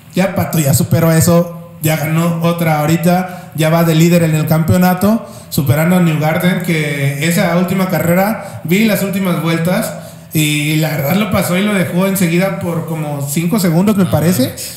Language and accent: Spanish; Mexico; como mexicanos o como latinoamericanos